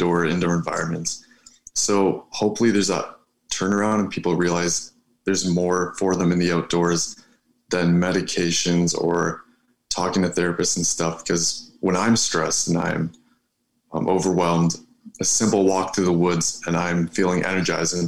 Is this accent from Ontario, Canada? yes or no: yes; Ontario, Canada; I'm from Ontario. I go to school in Sudbury